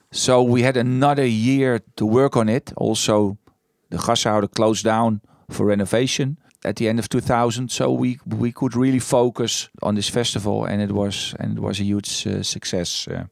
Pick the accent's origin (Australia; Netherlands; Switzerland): Netherlands; moved away as an adult; also born or lived in Amsterdam; I was born first in the Green Heart